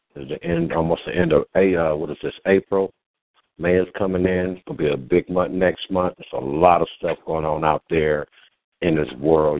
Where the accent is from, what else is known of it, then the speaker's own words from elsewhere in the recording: Los Angeles, California, United States; We're two brothers from South Central